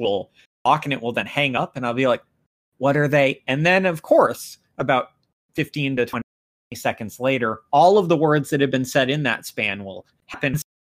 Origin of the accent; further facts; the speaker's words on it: United States; as an American